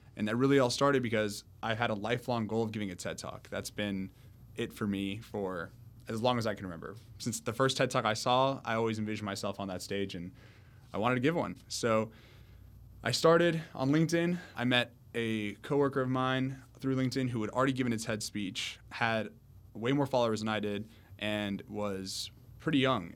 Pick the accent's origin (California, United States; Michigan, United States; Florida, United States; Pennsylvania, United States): Florida, United States; Miami; also born or lived in Orlando; I grew up in Miami my whole life, 18 years